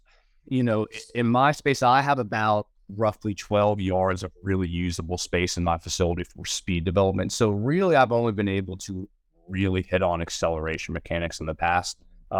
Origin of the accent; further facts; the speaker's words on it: Georgia, United States; I moved back to my hometown about an hour outside of Atlanta and opened up my business